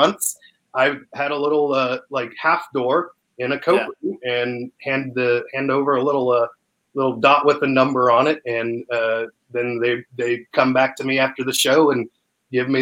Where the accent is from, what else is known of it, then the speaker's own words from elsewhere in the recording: Sullivan, Indiana, United States; moved away as an adult; also born or lived in Brampton, Ontario, Canada; now in Austin, United States; I was raised in Sullivan from there on